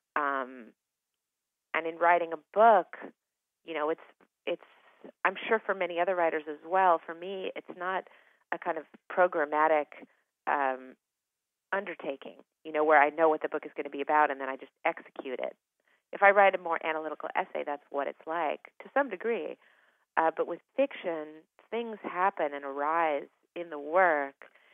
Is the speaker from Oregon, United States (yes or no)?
yes; Eugene, Oregon, United States; I grew up in Eugene, Oregon